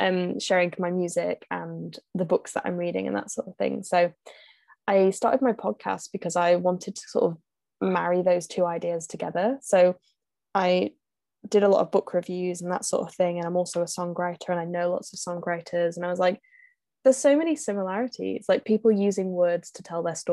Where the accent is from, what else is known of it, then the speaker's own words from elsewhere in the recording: North West England, United Kingdom; I'm from England, in the northwest of England.